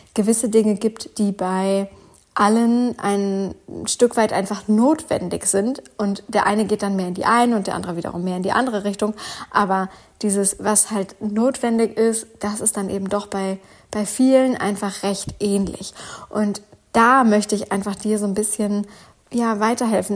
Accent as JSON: {"language": "German", "region": "Northern Germany", "country": "Germany", "said": "wie man hier bei uns im Norden sagt"}